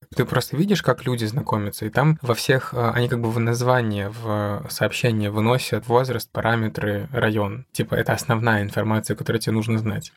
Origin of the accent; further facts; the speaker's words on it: Siberia, Russia; Я приехал с Сибири, в Семиис